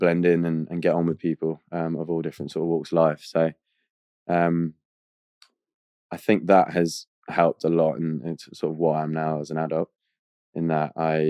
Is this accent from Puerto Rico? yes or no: no; Australia; I grew up in Australia. So my mum's from Spain, my dad's from Australia.